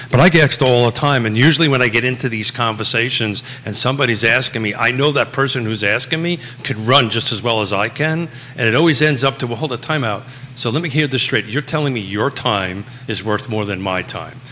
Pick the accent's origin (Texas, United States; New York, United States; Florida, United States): New York, United States; New York City; I'm from Brooklyn